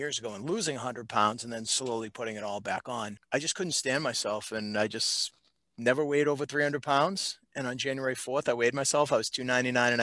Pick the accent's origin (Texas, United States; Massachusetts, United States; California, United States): Massachusetts, United States; Reading; I grew up in Reading, Massachusetts